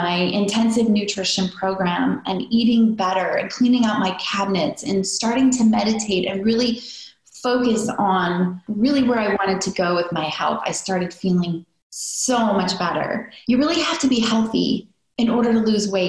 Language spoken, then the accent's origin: English; near Chicago, Midwest, United States; I grew up in the Midwest